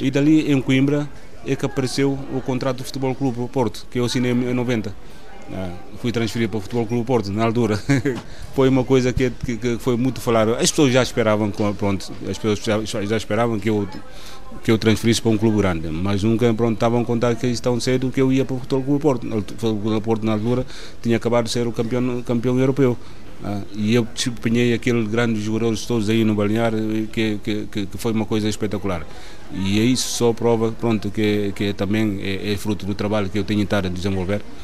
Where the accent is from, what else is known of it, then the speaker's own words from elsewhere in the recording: Mansoa, Oio, Guinea-Bissau; moved away as an adult; also born or lived in Bissau / Qatar; now in Portugal; sou guinense, nasci na cidade de Mansoa, na eh, Guiné-Bissau.